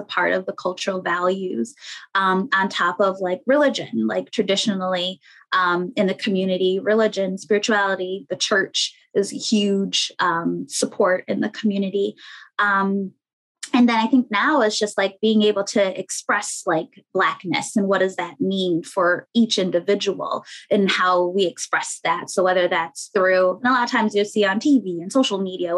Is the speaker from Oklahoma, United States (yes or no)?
no; Rochester, New York, United States; moved away; also born or lived in Queens, New York / Springfield, Massachusetts; I'm originally from Rochester, New York